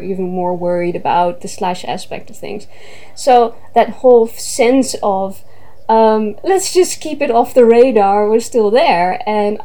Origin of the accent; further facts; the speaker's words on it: Netherlands; I am Dutch. I'm native from the Netherlands.